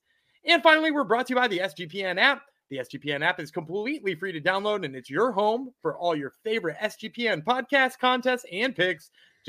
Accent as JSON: {"language": "English", "region": "Louisiana", "country": "United States", "tie": "born or raised there", "said": "Come on, I grew up in Louisiana. We watched Married with Children."}